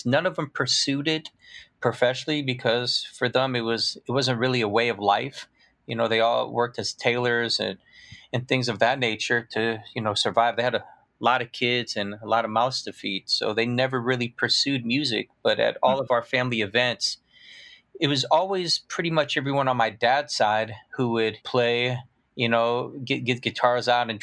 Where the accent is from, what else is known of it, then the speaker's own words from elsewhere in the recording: Peoria, Illinois, United States; I was actually born and raised in Peoria, Illinois